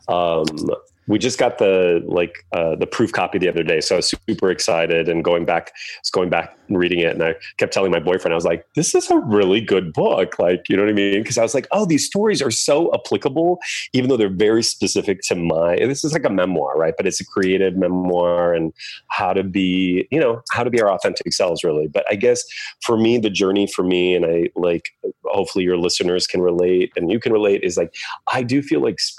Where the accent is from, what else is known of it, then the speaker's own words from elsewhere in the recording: Indiana, United States; moved away; I grew up in Indiana, a Hoosier.